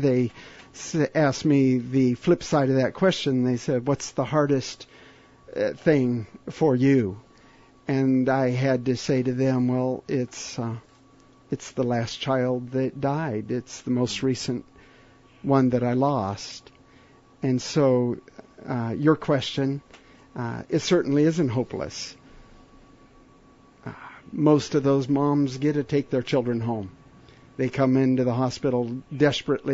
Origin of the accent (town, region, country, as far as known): Papua New Guinea